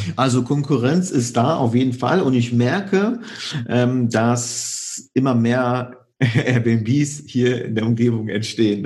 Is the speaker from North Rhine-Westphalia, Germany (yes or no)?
yes; Cologne region, North Rhine-Westphalia, Germany; also born or lived in Poland; ich komme ursprünglich aus der Region Köln